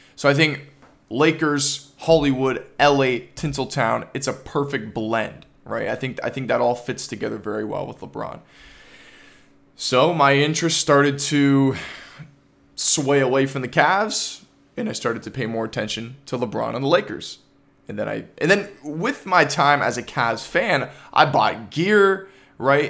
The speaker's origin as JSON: {"language": "English", "town": "Toronto", "region": "Ontario", "country": "Canada", "said": "I'm from Toronto, Ontario"}